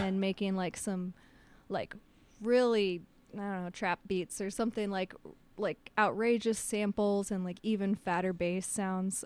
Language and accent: English; United States; I'm an American